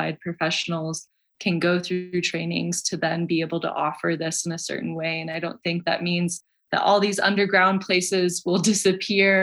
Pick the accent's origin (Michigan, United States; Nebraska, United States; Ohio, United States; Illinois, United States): Michigan, United States; now in Colorado, United States; I'm from Michigan originally